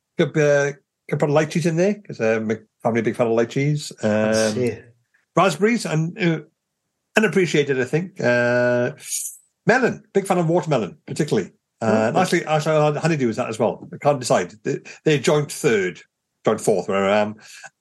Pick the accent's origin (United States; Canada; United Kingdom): United Kingdom; the Welsh Valleys, Wales; We are from the Welsh Valleys. We grew up there.